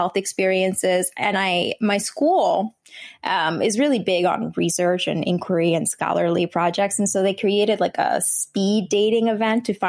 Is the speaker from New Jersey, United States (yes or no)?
yes; New Jersey, United States; first language Vietnamese; English is a second language; my parents resettled to New Jersey, and that's where I was born and raised. So I've always been a Jersey girl